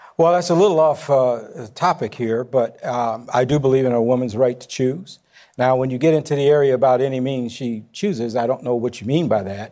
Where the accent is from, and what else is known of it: Chicago, Illinois, United States; born or raised there